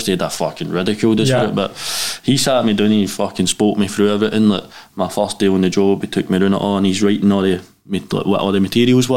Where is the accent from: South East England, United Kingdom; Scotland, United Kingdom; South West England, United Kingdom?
Scotland, United Kingdom; Glasgow; I grew up in Pollok, kind of priest hill.